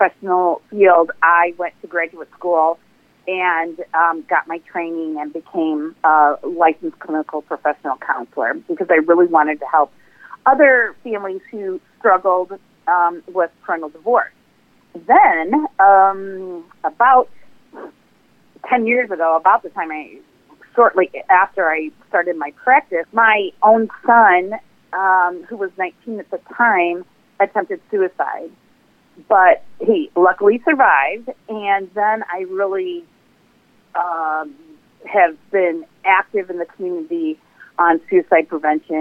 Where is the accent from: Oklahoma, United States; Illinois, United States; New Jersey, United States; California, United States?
Illinois, United States; McHenry; I actually served on the city council in my hometown, McHenry, which is right next to Ringwood